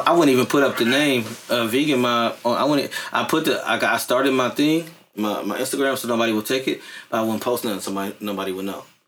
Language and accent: English; San Francisco, California, United States; I'm from Fillmore